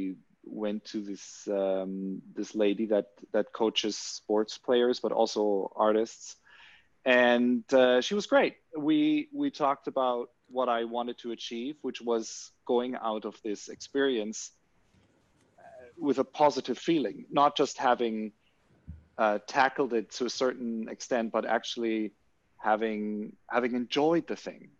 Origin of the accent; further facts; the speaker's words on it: Germany; growing up in Germany